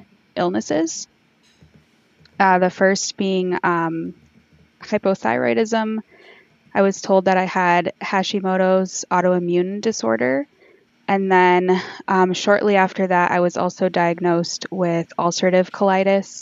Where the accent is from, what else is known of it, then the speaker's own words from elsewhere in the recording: Michigan, United States; I'm from Michigan, USA